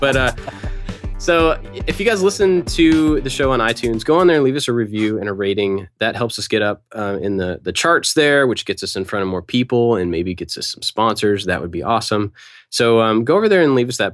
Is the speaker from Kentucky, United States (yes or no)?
yes; Kentucky, United States; I grew up in Kentucky, in that area